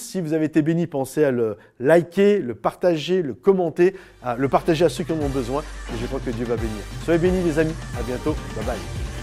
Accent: France; on habite en France, on est des Français

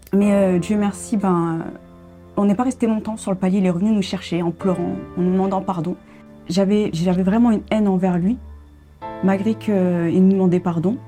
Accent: Paris suburbs, Île-de-France, France; je suis née à, à Paris et j'ai grandi en région parisienne, en banlieue parisienne.

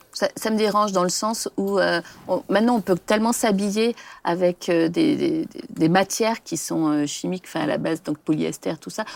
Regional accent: France

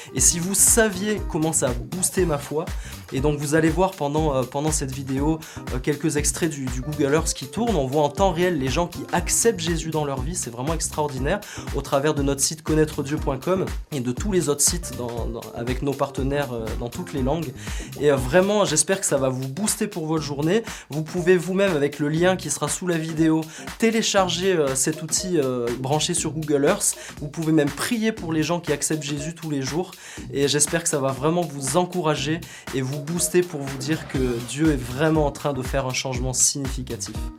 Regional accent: Auvergne-Rhône-Alpes, France; je viens d'Auvergne

